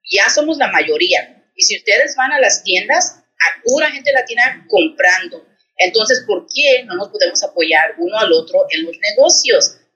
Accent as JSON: {"language": "Spanish", "country": "Mexico", "moved": "yes", "lives_now": "United States", "said": "yo soy mexicana, china-americana, okay"}